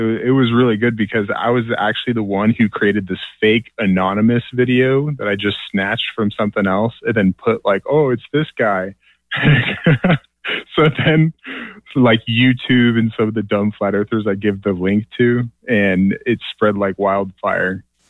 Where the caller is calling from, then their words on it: Utah, United States; Oh, man. Sunny Utah.